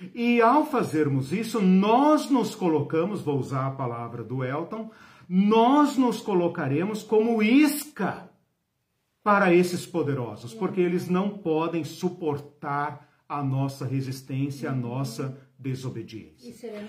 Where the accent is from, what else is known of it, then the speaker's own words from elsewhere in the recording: São Paulo, Brazil; eu sou paulistano, sou de São Paulo